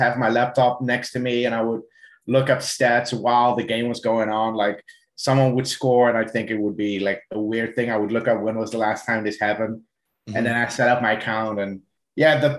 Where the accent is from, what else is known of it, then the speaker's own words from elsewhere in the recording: Netherlands; also born or lived in South Africa; now in Ireland; I was born and raised in the Netherlands